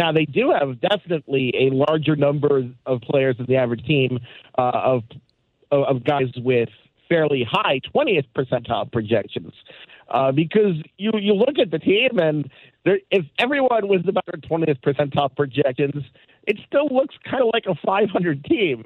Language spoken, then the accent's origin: English; Baltimore, Maryland, United States; I'm from Baltimore